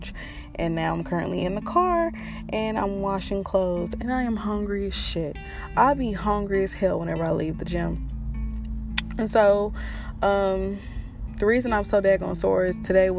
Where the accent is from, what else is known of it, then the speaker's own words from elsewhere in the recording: Fort Worth, Texas, United States; also born or lived in Watauga, Texas; I was born in Fort Worth, Texas.